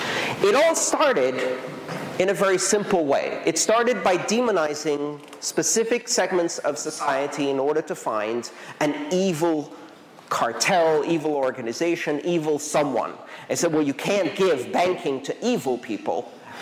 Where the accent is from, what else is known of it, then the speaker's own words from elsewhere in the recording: Iran; I am Iranian. I was born in Iran. I have nothing to do with Iran.